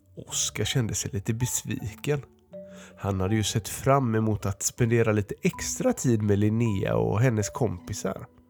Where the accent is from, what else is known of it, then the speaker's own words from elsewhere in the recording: Örebro, Örebro County, Sweden; jag kommer från Örebro